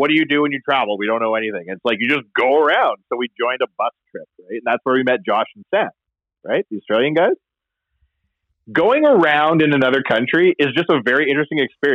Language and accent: English; Canada; I'm from Canada